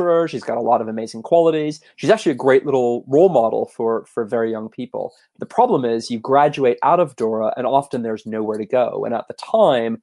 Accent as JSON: {"language": "English", "country": "Canada", "tie": "born or raised there", "also_born_or_lived": "United States / Los Angeles, United States", "moved": "yes", "lives_now": "London, United Kingdom", "said": "I grew up in Canada originally"}